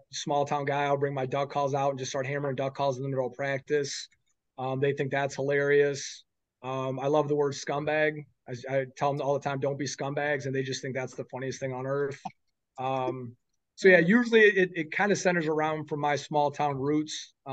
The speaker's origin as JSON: {"language": "English", "region": "Iowa", "country": "United States", "said": "I'm from Iowa, so that's always kind of my goal."}